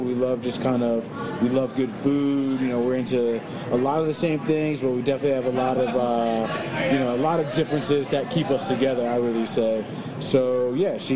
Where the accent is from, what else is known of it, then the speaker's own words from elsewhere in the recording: New York, United States; moved away; also born or lived in New Orleans; I'm originally from New York